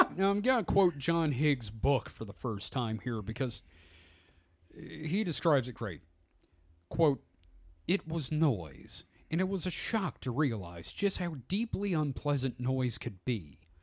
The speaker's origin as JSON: {"language": "English", "country": "United States", "said": "being an American"}